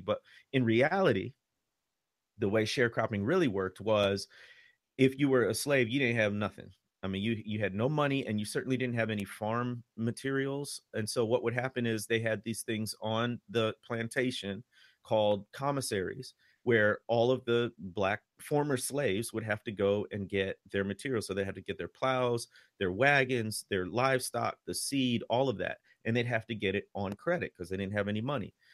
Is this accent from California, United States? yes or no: no; Chicago, Illinois, United States; moved away as an adult; now in Mississippi, United States; I'm from the Chicago area